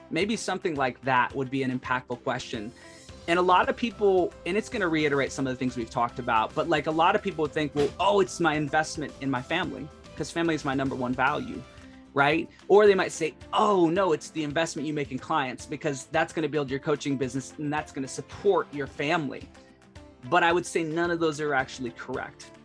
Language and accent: English; Alaska, United States; I was born in Alaska